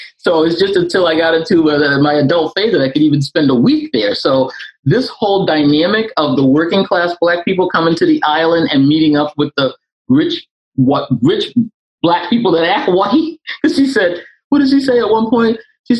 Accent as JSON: {"language": "English", "town": "Boston", "region": "Massachusetts", "country": "United States", "said": "I'm from Boston, Mass."}